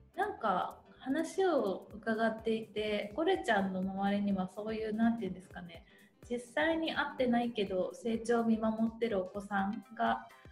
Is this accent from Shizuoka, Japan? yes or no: yes; Shizuoka, Japan; 私のふるさとでもあるので